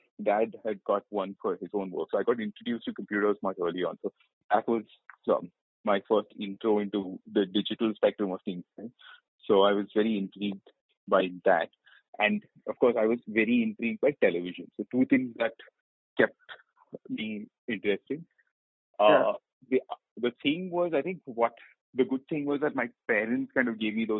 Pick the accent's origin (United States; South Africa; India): India; Hyderabad, Telangana; moved away; also born or lived in Kerala / Pune / Bombay; I'm from Kerala originally, but I grew up entirely in Hyderabad